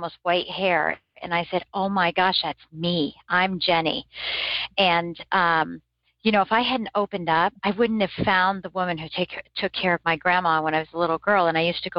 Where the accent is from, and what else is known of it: Michigan, United States